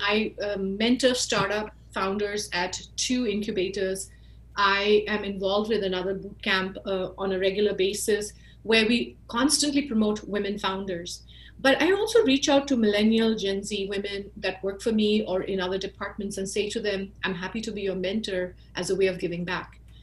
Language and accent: English; India; moved away as an adult; also born or lived in Silicon Valley, United States; now in United States; when I was growing up in India